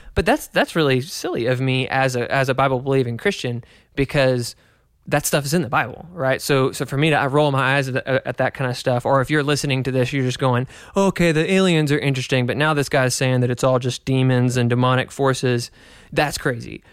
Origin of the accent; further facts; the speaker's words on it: United States; growing up in America